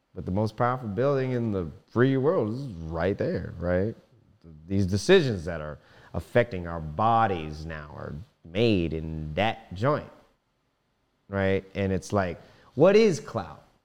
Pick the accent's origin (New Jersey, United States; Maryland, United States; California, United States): Maryland, United States; Silver Spring; I was born April second, nineteen ninety-one in Ho, Holy Cross Hospital in Silver Spring